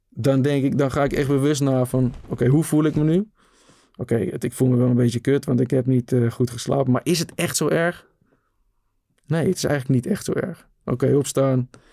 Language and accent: Dutch; Netherlands; op het pleintje waar ik opgroeide in de rivierenbuurt